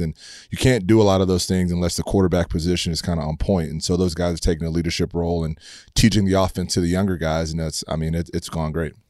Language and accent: English; Humble, Texas, United States; I grew up in Humble, Texas